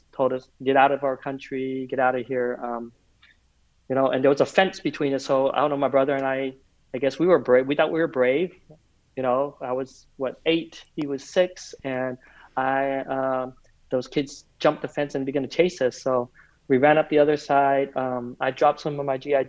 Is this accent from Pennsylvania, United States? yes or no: no; Provo, Utah, United States; also born or lived in Vietnam; I was born in Vietnam right before the fall of our country, before the Vietnam War was over, though. We came and settled in the United States, Provo, Utah, of all places